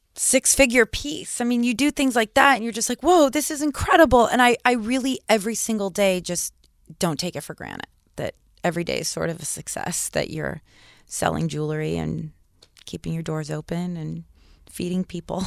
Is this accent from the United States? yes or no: yes; Malibu, California, United States; I grew up in Malibu